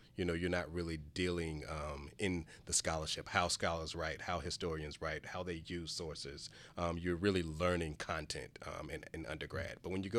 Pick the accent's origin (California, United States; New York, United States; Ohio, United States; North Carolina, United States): North Carolina, United States; Charlotte; So I'm originally from Charlotte, born and raised. I was born during a period of, I guess, change in Charlotte. I was a child of busing. So I grew up on the west side of Charlotte, Lincoln Heights community